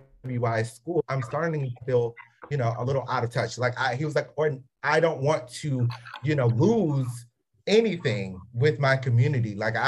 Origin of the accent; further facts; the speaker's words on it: Southern, United States; accent: Southern; moved away; when I call my mom or my dad, my accent changes because it goes strictly to how grew up and everything. Like it is, there's some Southernisms that come out